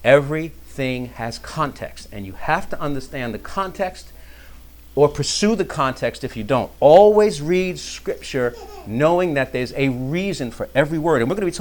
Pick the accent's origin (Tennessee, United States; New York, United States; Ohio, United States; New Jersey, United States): New York, United States; well, I came from New York, right?